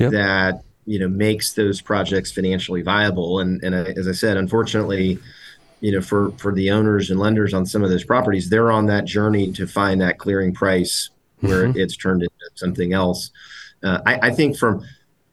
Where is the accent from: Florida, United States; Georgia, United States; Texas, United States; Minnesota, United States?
Georgia, United States; Atlanta; moved away as an adult; also born or lived in Washington, D.C.; I grew up in Atlanta, which is a pretty heavy real estate town